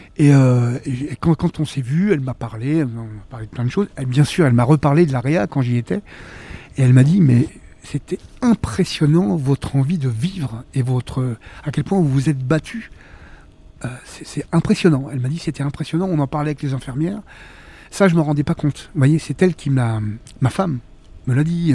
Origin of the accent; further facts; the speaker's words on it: Villemomble, Île-de-France, France; also born or lived in Choisy-le-Roi / Vitry-sur-Seine; j'ai vraiment grandi jusqu'à la fin de mon adolescence à Villemomble, dans le 93